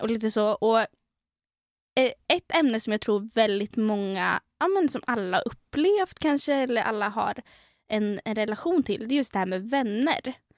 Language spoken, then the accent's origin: Swedish; Trollhättan, Västra Götaland, Sweden; kommer vi från Trollhättan